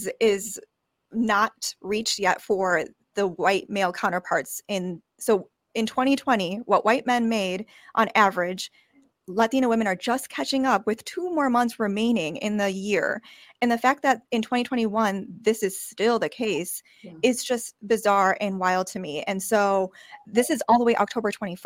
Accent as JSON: {"language": "English", "town": "Chicago", "region": "Illinois", "country": "United States", "tie": "born or raised there", "said": "I was born in Chicago"}